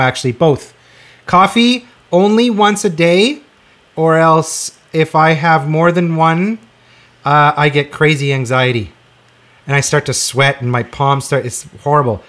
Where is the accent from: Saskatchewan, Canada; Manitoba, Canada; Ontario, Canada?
Saskatchewan, Canada; Regina; I grew up in Regina